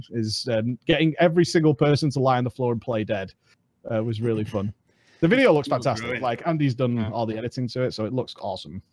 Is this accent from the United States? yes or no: no; United Kingdom; I'm British